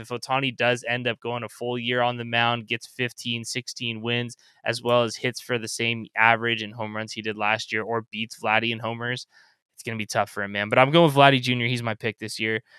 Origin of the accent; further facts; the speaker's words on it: Anaheim, California, United States; I grew up in Southern California, about ten minutes away from the Big